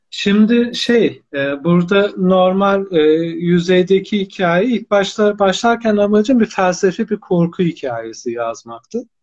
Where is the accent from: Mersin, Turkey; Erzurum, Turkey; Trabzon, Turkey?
Erzurum, Turkey; Erzurum doğumluyum 1982